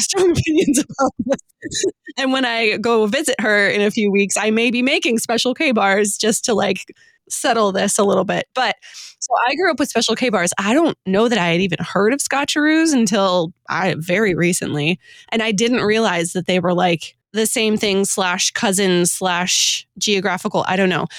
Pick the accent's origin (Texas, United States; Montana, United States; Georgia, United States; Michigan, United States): Michigan, United States; Detroit; I grew up in the Detroit area.